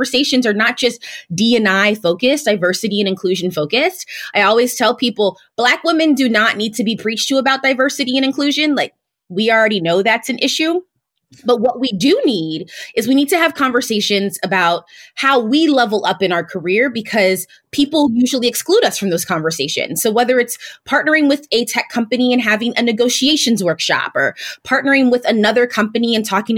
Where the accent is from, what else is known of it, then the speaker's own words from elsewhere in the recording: St. Louis, Missouri, United States; a Black woman who was born and raised in St. Louis, Missouri, I completely understood Blackness.